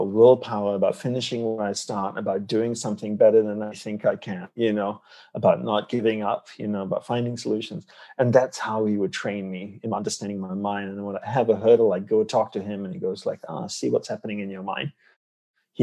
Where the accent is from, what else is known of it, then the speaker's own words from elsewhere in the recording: Malaysia; moved away as an adult; I grew up in Malaysia